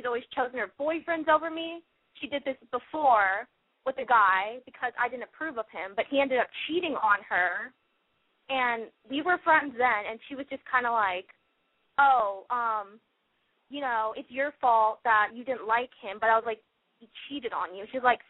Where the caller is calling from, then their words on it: Fullerton, California, United States; I'm 17. I'm from Fullerton